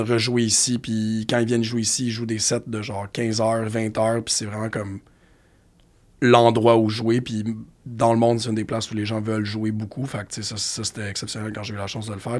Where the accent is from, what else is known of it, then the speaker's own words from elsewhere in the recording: Montreal, Quebec, Canada; en tant que Montréalais